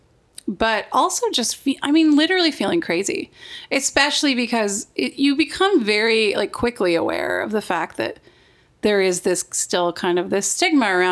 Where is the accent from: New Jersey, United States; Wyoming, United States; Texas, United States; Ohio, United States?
Wyoming, United States; I grew up in Wyoming.